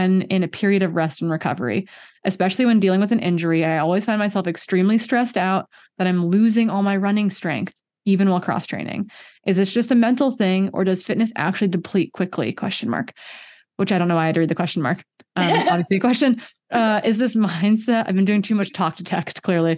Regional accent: Midwest, United States; as a Midwesterner

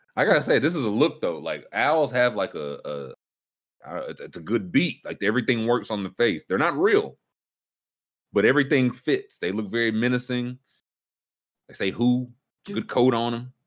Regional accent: Kentucky, United States; I grew up in Kentucky and heard stories about the Kelly Green

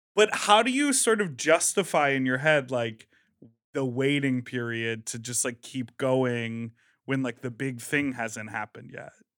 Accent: Midwest, United States; moved away; also born or lived in New York; I'm from the Midwest

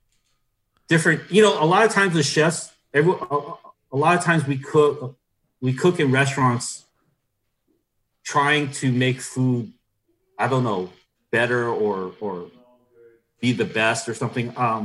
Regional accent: Milwaukee, Wisconsin, United States; Yeah, I'm from Milwaukee, trying to do all these things.

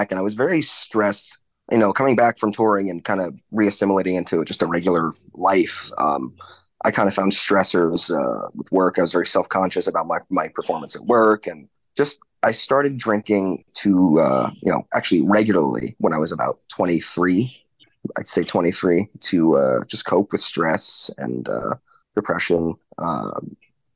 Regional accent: Orange County, New York, United States; also born or lived in Manhattan, New York City; But when I was about 8, I moved up to Orange County, New York, the Hudson Valley, upstate New York, about an hour north of the city.

